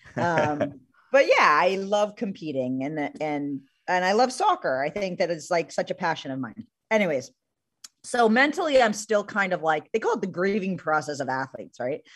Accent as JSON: {"language": "English", "region": "New Jersey", "country": "United States", "tie": "born or raised there", "said": "I grew up in New Jersey, so Giant Stadium was not too far from me."}